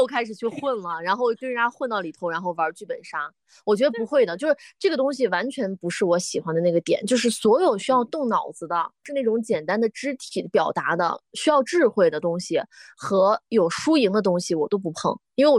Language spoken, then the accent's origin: Chinese; Dunhuang, Gansu, China; moved away; 送给大家这首歌的创作源泉就来自我的家乡酒泉敦煌。